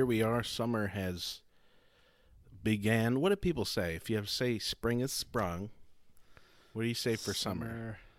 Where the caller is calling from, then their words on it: Baltimore, Maryland, United States; From the kind of mild weather here in Maryland today.